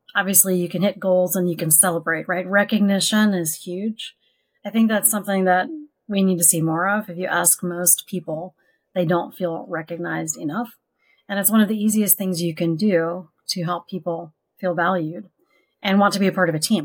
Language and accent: English; Augusta, Georgia, United States; moved away; Growing up in Georgia